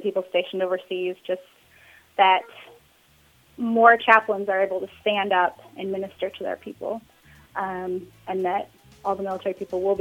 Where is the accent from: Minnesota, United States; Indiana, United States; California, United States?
Minnesota, United States; moved away as an adult; also born or lived in Arkansas; we're from Minnesota originally, but we were stationed in Arkansas for like 9 years